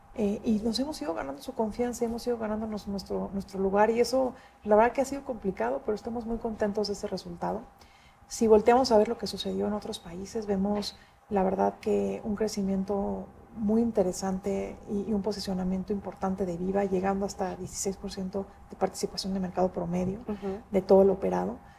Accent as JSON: {"language": "Spanish", "country": "Mexico"}